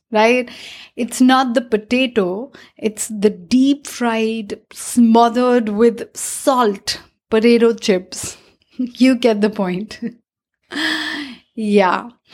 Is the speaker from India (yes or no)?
yes; India; As an Indian